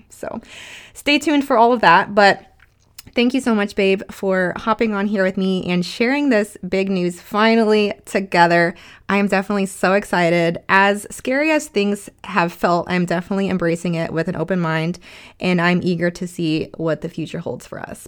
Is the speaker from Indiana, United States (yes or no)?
yes; Indiana, United States; now in Texas, United States; I'm from Indiana